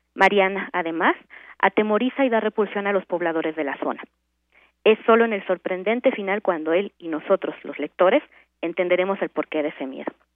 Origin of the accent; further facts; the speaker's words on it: Mexico; somos los mexicanos